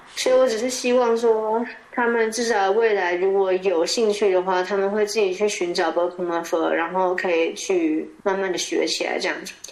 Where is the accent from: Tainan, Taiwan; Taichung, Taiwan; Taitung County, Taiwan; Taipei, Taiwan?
Taipei, Taiwan; first language Chinese; moved away as an adult; now in Norway; 我从小是台北市长大的